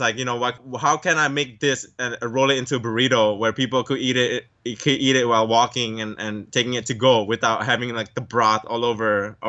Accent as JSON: {"language": "English", "region": "California", "country": "United States", "tie": "born or raised there", "said": "Growing up in San Gabriel Valley, where a majority of Asians, I'm so lucky to live around that neighborhood"}